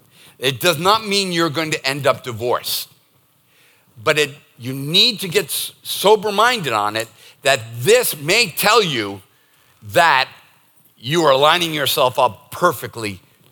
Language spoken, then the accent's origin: English; Northeast, United States; And it's not because we're born and raised in the Northeast